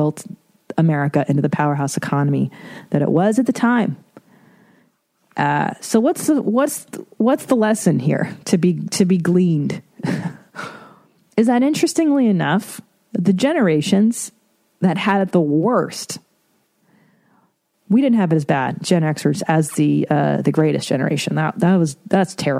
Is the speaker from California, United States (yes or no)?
yes; Los Angeles, California, United States; I grew up in Los Angeles